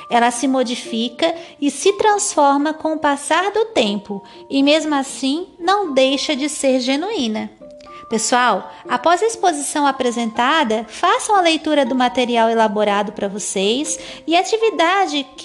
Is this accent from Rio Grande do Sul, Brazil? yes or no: no; Santa Catarina, Brazil; accent: manezinha; o meu sotaque de manezinha, ainda que um pouco já agoianado para me fazer entender melhor por vocês, são patrimônios também culturais da minha terra natal.